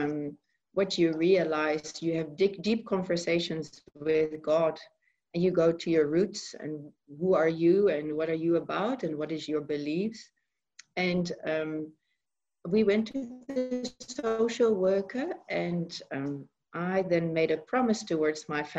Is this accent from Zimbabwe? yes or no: no; Netherlands; moved away as an adult; now in South Africa; I'm originally from Holland. I moved from Holland about 13 years ago